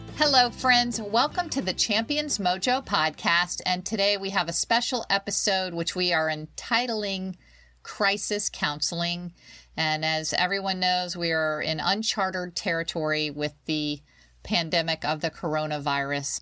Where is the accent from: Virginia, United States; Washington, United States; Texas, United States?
Virginia, United States; I'm a Virginian. I'm born, you know, I'm, uh, I Grew up in Virginia